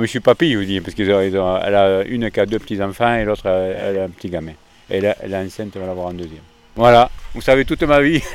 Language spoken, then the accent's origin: French; Lot-et-Garonne, Nouvelle-Aquitaine, France; also born or lived in near Bordeaux; Je suis né à côté de Bordeaux et j'habite dans la lot garonne depuis l'âge de 3 ans.